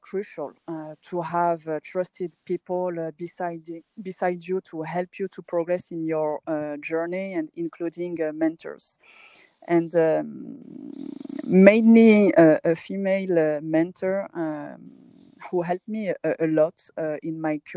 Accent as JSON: {"language": "English", "country": "France", "tie": "born or raised there", "also_born_or_lived": "Paris, France", "moved": "as an adult", "lives_now": "Morocco", "said": "I was born and raised in France"}